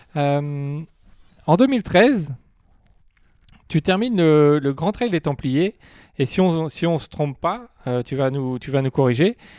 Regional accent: France; chez nous en France

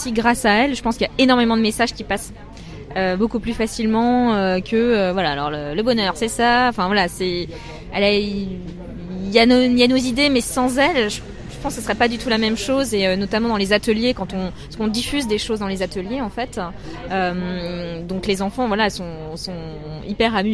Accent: Metz, Grand Est, France; also born or lived in Paris / China; je suis née à Paris mais euh, j'ai habité à Metz pendant très longtemps et j'ai été expatriée euh, enfin, avec ma, famille en Chine pendant 4 ans.

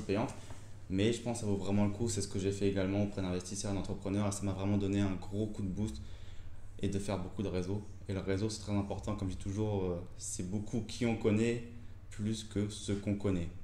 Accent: Reims, Grand Est, France; also born or lived in Épernay; je suis originaire de Champagne, Reims et Pernay

